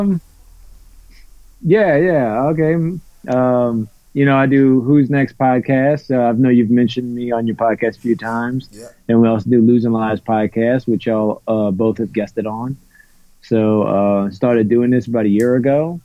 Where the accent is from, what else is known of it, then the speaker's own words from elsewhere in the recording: New Orleans, Louisiana, United States; I'm from New Orleans because mm. basically I am but I'm kind of right outside of the actual city limits.